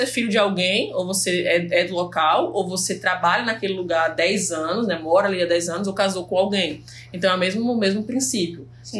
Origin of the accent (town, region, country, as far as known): Fernando de Noronha, Pernambuco, Brazil; born or raised there; also born or lived in Recife